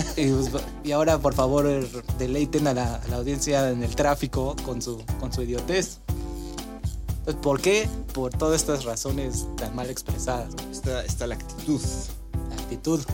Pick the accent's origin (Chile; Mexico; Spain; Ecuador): Mexico; nosotros como mexicanos